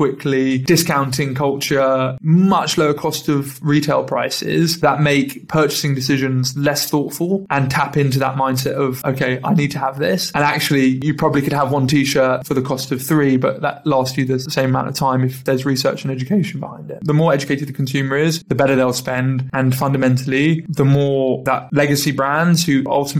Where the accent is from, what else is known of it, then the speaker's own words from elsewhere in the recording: London, United Kingdom; I'm from London